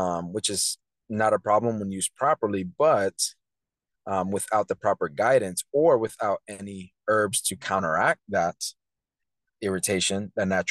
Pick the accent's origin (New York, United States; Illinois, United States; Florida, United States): Florida, United States; Tampa; I was born at St. Joseph's, so that's pretty cool. growing up in Tampa, I was always, you know, all over the place.